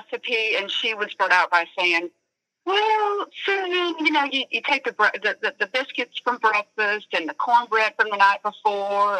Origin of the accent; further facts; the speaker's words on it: the South, United States; we're in the South, and so I grew up in the South